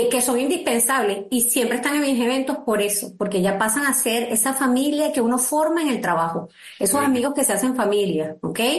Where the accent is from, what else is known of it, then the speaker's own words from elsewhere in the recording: Venezuela; now in United States; como venezolanos nosotros tenemos la misión de dar lo mejor en este país.